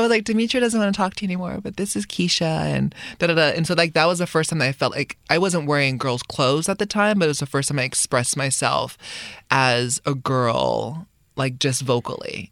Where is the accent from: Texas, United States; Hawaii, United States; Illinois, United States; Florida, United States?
Hawaii, United States; moved away as an adult; we, we grew up in Hawaii